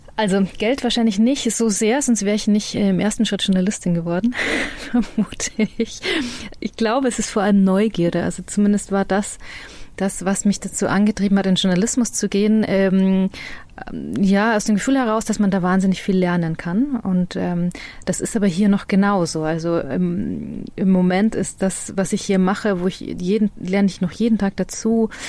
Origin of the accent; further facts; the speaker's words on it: Freilassing, Bavaria, Germany; accent: Bavarian; moved away; ich bin ja in der Grenzregion aufgewachsen, das ist ja vorher kurz gesagt, Freilastin